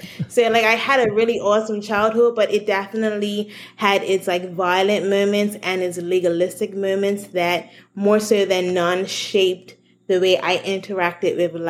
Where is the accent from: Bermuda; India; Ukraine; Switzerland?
Bermuda; So I'm from Bermuda, a little island in the middle of the ocean.